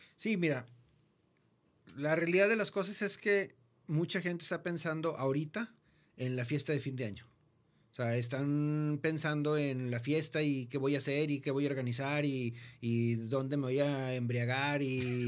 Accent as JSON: {"language": "Spanish", "country": "Mexico", "said": "como buenos mexicanos"}